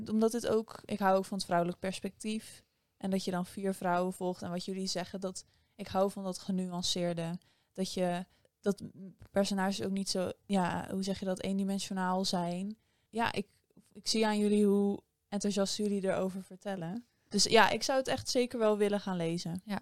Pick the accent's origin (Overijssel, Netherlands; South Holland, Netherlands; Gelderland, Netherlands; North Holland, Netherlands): South Holland, Netherlands; Delft; als Delftenaar